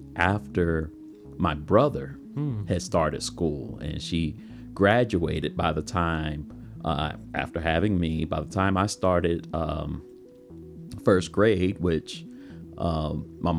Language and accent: English; Jacksonville, Florida, United States; also born or lived in Atlanta / Palatka, Florida; I was born and raised in Jacksonville, on the north side of Jacksonville